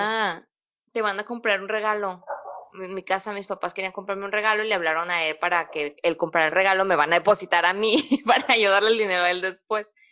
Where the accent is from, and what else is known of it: Mexico